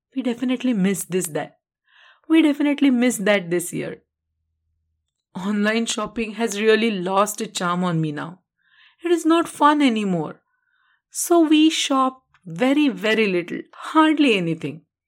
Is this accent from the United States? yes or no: no; Karad, Maharashtra, India; moved away as an adult; in my hometown Karar